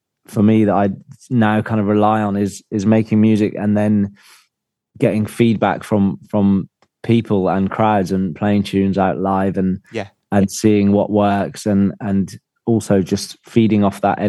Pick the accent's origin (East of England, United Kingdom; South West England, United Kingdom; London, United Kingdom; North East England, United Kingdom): London, United Kingdom; I'm from London, probably not too far from you guys